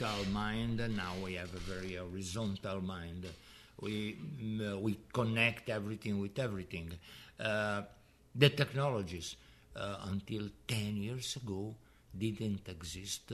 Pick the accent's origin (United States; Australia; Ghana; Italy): Italy; Milan, Lombardy; Growing up in Milan in the 60s was very nice